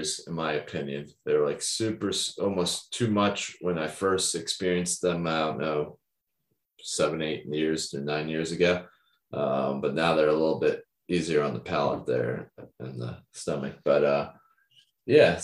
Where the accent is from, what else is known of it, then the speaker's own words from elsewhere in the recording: South Brunswick, New Jersey, United States; It's closer to my hometown. If you remember where I used to live, like closer to South Brunswick